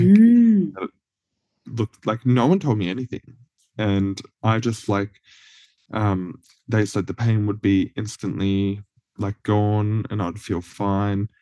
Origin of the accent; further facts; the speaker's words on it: Cobram, Victoria, Australia; moved away; also born or lived in Deniliquin, New South Wales; as I was living in Cobram, like a country town